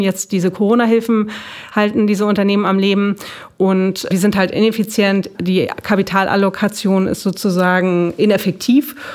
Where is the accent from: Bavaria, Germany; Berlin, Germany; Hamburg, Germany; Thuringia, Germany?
Hamburg, Germany; ich komme aus Hamburg